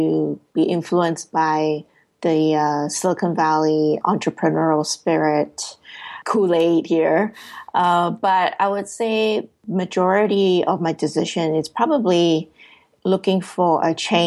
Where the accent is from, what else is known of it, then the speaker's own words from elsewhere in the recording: Singapore; moved away as an adult; now in United States; I was originally born and raised in Singapore, and I was working there as a financial software